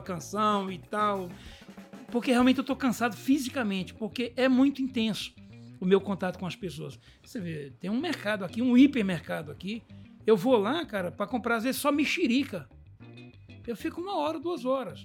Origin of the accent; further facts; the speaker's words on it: Brazil; sou brasileiro